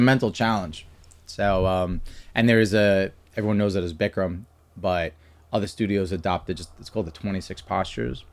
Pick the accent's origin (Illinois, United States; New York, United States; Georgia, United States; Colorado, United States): New York, United States; New York City; moved away as an adult; also born or lived in Florida / Pennsylvania; now in Doylestown, United States; I'm from Staten Island, New York